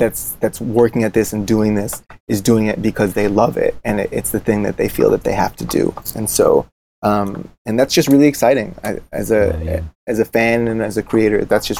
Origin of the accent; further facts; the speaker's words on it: East Lansing, Michigan, United States; the town that I grew up in Michigan State, in East Lansing